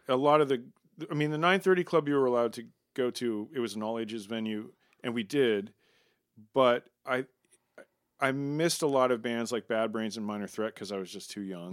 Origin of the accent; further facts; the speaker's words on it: Maryland, United States; we grew up in Maryland, outside of D.C in the suburbs